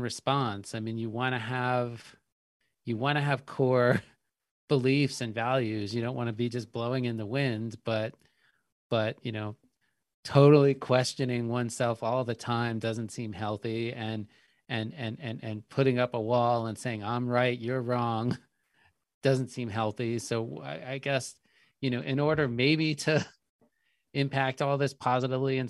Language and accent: English; United States; as an American born Jew